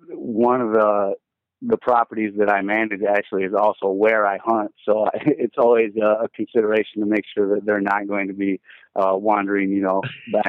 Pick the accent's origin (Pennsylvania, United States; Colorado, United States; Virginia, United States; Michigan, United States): Michigan, United States; Nashville; I'm from Nashville, Michigan, which is a real little town. We don't even have a stoplight or anything. Pretty country, you know, pretty much everybody around there hunts.